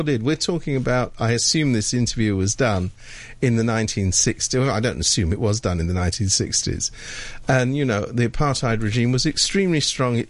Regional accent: United Kingdom; being British

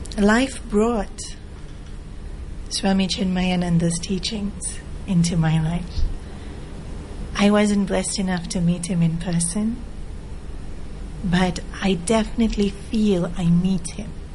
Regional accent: Australia; moved away as an adult; also born or lived in South Africa / India; now in Hong Kong; I grew up in Australia and in South Africa. Born in Africa, then the whole family migrated to Australia

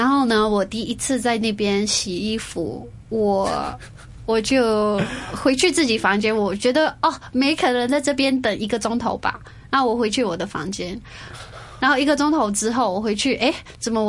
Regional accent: United States; accent: American; 对，我就算他们会听到我的美国腔，就 turn it on，use your American accent

